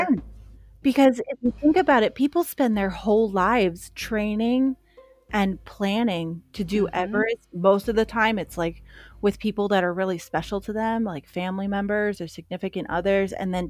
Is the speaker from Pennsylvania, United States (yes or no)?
yes; Pennsylvania, United States; I came from Pennsylvania.